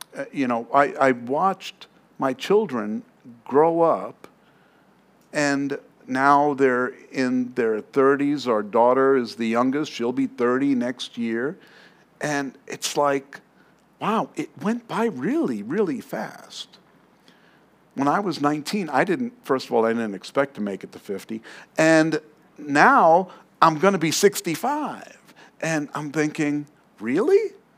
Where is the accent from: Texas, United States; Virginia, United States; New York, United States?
New York, United States; New York City; moved away; I come from New York. I'm from Queens